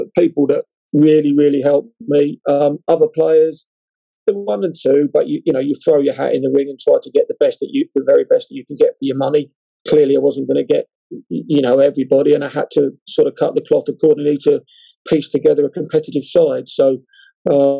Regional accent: England, United Kingdom; being an Englishman

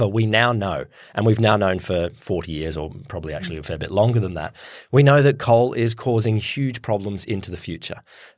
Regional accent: Queensland, Australia; you look, I'm a Queenslander.

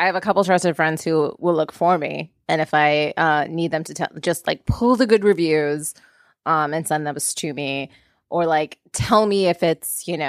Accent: Minnesota, United States; I'm from Minnesota

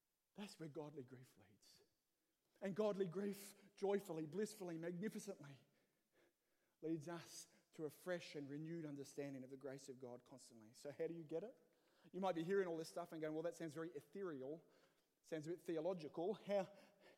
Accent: Australia; moved away as an adult; now in Northern Ireland, United Kingdom; as an Aussie

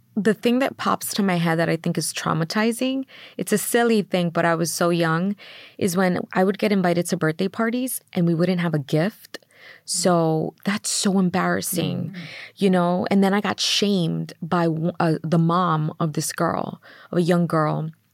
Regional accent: New York City, New York, United States; I grew up in in Queens, New York, mm. and we grew up in um, Middle Village

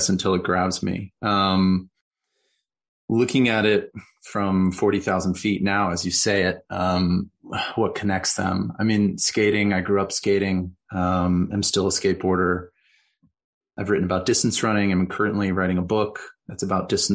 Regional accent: northern Colorado, United States; moved away as an adult; also born or lived in Wisconsin; I grew up in Colorado, in northern Colorado, in a pretty rural environment.

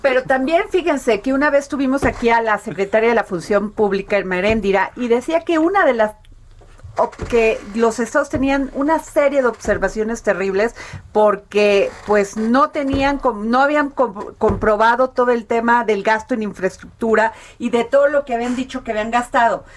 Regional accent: Veracruz, Mexico; yo que soy veracruzana

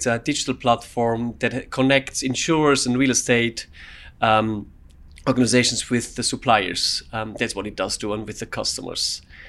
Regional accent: Switzerland; now in United Kingdom; So I grew up in Switzerland.

